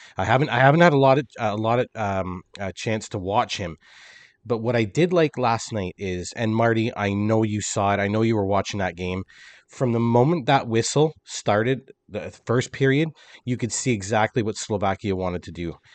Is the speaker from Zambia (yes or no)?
no; Canada; as a Canadian